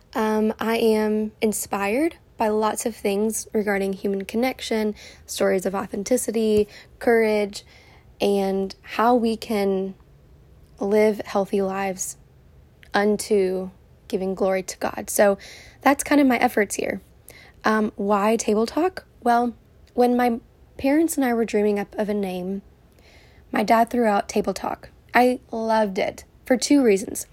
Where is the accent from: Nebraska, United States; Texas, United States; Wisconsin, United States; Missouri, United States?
Texas, United States; Houston; moved away as an adult; also born or lived in California; I am born and raised in Houston, and I live here with my beautiful family